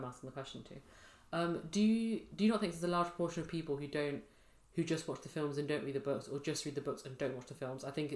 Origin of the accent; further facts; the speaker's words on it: England, United Kingdom; I'm from England